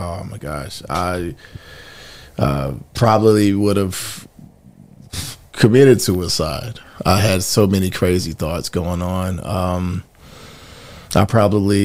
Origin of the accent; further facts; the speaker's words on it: Gastonia, North Carolina, United States; also born or lived in Mount Holly, North Carolina / Charlotte, North Carolina; I'm originally from Mount Holly, okay, North Carolina, but grew up in Gastonia and then Charlotte later